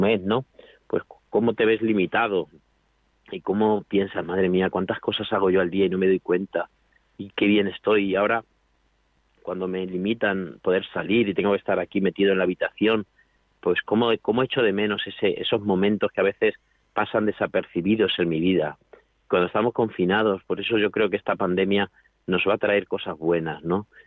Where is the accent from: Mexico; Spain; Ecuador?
Spain; a town in Toledo, Castilla-La Mancha; moved away as an adult; now in Alcuéscar, Spain; yo soy un pueblo de Toledo y estoy pues eso a 400 kilómetros